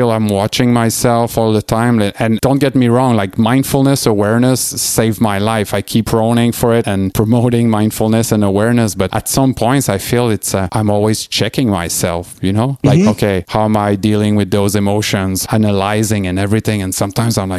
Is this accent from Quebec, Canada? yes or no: yes; Quebec City, Quebec, Canada; moved away; my family and friends in my hometown in Quebec City